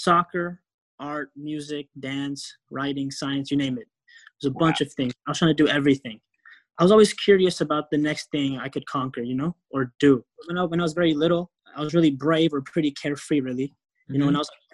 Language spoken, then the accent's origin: English; Euless, Texas, United States; also born or lived in Kisumu, Kenya / Los Angeles, California; I grew up in Euless, Texas.